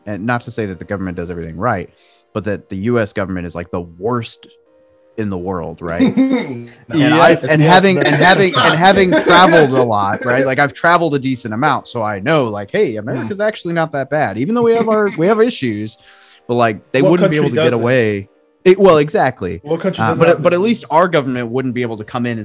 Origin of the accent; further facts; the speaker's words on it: Arkansas, United States; moved away as an adult; I grew up in Arkansas